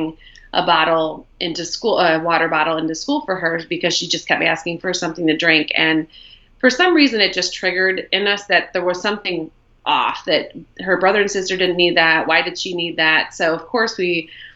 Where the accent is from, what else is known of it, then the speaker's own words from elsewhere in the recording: Ohio, United States; moved away as an adult; also born or lived in Buenos Aires, Argentina / Mexico City, Mexico; So we are from Ohio, which is where we live, but we were living abroad for about 5 years for Greg's job